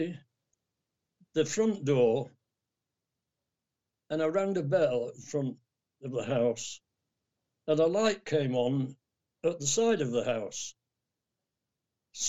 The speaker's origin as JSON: {"language": "English", "region": "England", "country": "United Kingdom", "said": "from England"}